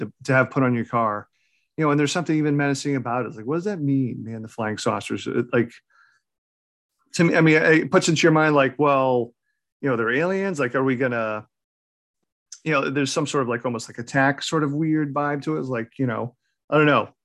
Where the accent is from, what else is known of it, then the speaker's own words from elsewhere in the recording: New England, United States; I'm born and raised in New England